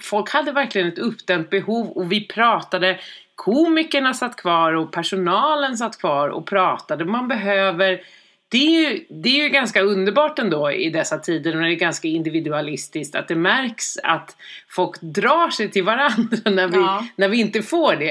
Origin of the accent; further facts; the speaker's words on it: Sweden; vi svenskar